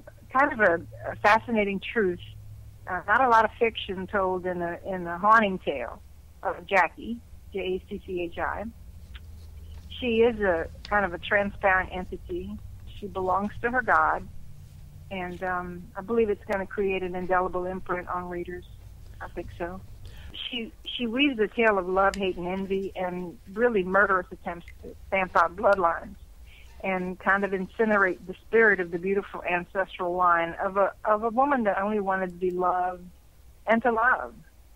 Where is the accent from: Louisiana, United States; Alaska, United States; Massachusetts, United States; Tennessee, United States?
Louisiana, United States; accent: Cajun; I was born in Louisiana. So if you're born in Louisiana, particularly South Louisiana, you will have somewhat of a Cajun accent. I've never been able to get rid of it, and I don't think I want to.